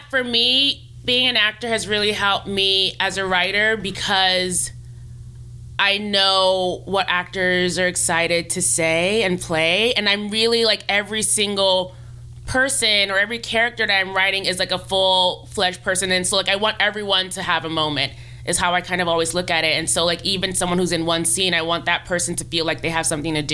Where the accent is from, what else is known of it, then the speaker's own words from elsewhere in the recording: Nigeria; not even considering it as a viable career option growing up because being Nigerian, like, you know, it's like doctor, lawyer, engineer.